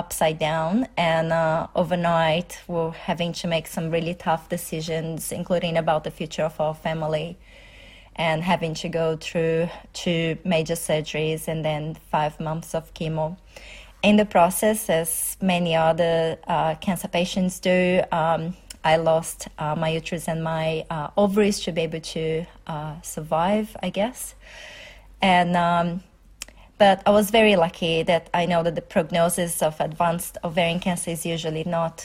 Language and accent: English; Brazil; moved away as an adult; now in Melbourne, Australia; I'm originally from Brazil, so I have been in Australia for